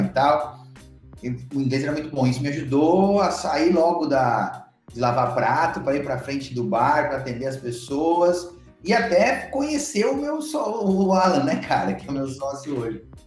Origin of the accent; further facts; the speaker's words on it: Mogi Guaçu, São Paulo, Brazil; moved away as an adult; also born or lived in Alicante, Spain; now in Florianópolis, Brazil; Eu sou natural do interior de São Paulo, ali perto de Campinas, uma cidadezinha chamada Mogi Guaçu